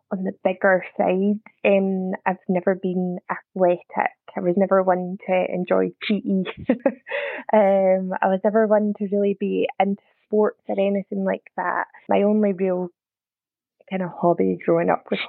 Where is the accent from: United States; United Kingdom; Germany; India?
United Kingdom; Scotland; accent: Scottish; also born or lived in near Glasgow; I'm Scottish, probably tell by the accent. Live just outside of Glasgow